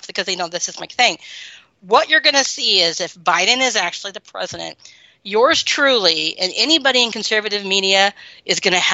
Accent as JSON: {"language": "English", "region": "the Bible Belt", "country": "United States", "tie": "born or raised there", "said": "I grew up in the Bible Belt."}